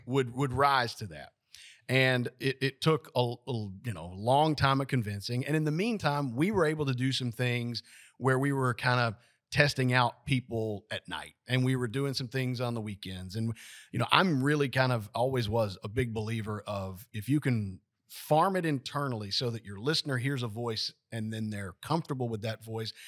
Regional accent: Lewisburg, Tennessee, United States; I was born and raised, uh, in Lewisburg

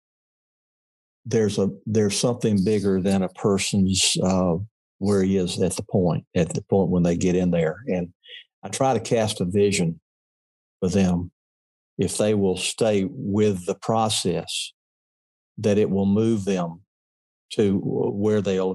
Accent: Mississippi, United States; I was a kid from Mississippi. I was raised in a culture that did not admire diversity.

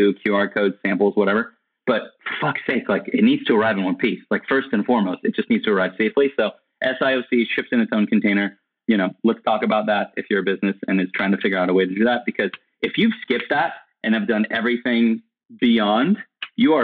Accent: California, United States; now in Austin, United States; I'm currently living in Austin, Texas. However, I'm originally from California.

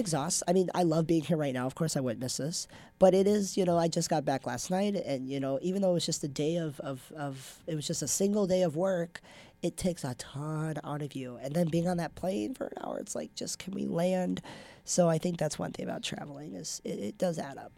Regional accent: Minnesota, United States; moved away; I grew up in Minnesota. So I went to the Pav a lot growing up, watching volleyball

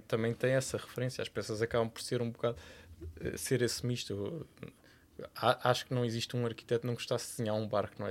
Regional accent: Cascais, Lisbon, Portugal; vivi praticamente metade da minha infância em Cascais, porque os meus avós eram de Cascais

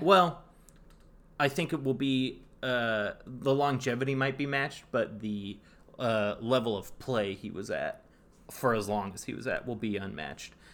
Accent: Northern California, United States; I am from Northern California, so I'm a born and bred Warriors fan.

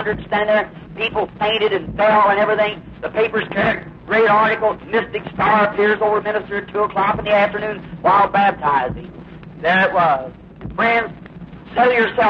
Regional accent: United States; I'm an American

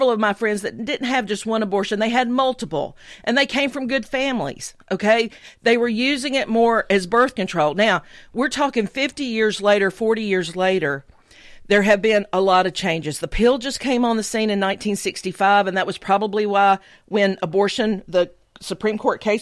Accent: the South, United States; As a minority and as a Southerner

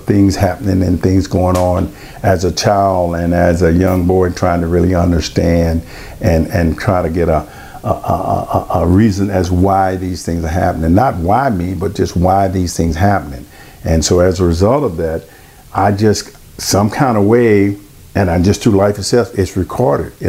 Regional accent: Silsbee, Texas, United States; moved away as an adult; also born or lived in Grants, New Mexico / Alexandria, Louisiana / Dallas, Texas; My hometown is in a small place in Texas. It's in Southeast Texas, a place called Silsby, Texas

